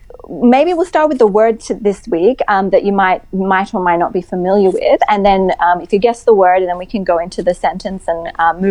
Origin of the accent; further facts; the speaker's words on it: Taiwan; born there; So I was actually never born in Iran. I have Iranian parents, and I was born in Taiwan. But they spoke to me in Persian.